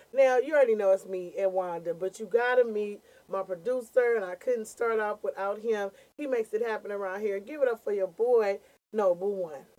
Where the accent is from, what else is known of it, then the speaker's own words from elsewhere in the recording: California, United States; We are locals from here. We're one of the few comedians that are actually not implants